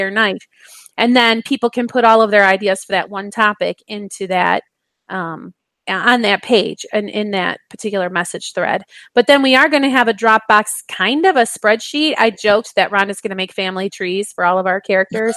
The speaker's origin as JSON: {"language": "English", "region": "Michigan", "country": "United States", "tie": "born or raised there", "said": "growing up in Michigan"}